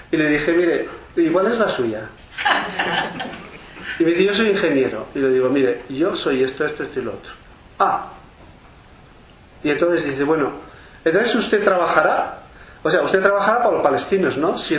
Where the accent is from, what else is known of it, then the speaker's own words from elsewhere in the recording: Spain; en primer lugar no soy israelí soy español